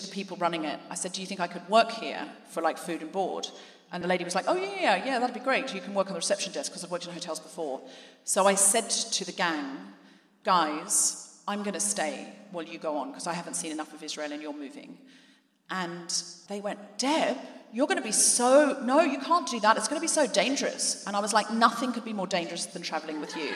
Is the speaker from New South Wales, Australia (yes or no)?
no; Gold Coast, Queensland, Australia; moved away as an adult; also born or lived in New Zealand; now in London, United Kingdom; I came to London from Australia, where I was raised